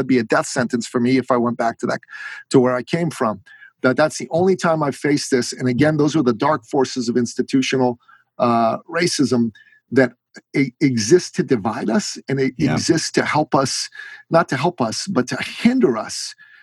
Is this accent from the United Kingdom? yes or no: no; Iran; moved away; I'm from Iran. I am a Christian man, a Christian man from Iran.